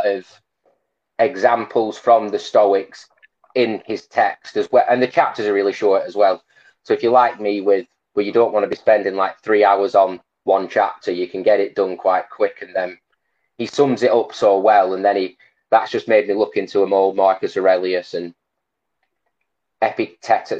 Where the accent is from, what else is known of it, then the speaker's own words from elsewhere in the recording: Blackburn, North West England, United Kingdom; I'm from Blackburn